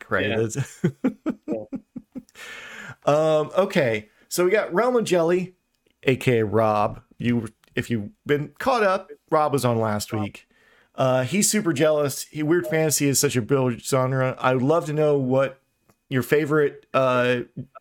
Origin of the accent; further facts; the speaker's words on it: Brazil; I'm from Brazil